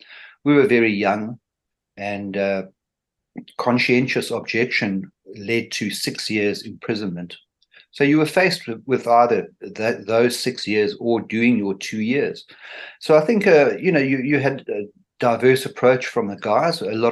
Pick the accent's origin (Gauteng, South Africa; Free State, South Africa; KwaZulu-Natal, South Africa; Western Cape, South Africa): Western Cape, South Africa; Cape Town; Yes, I was brought up in Cape Town, raised here, went to an English school and matriculated in 1980.